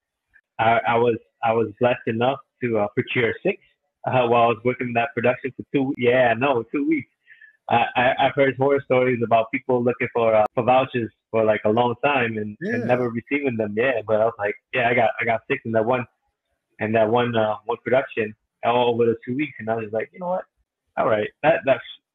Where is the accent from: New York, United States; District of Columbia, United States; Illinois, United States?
New York, United States; Rochester; my hometown of Rochester, New York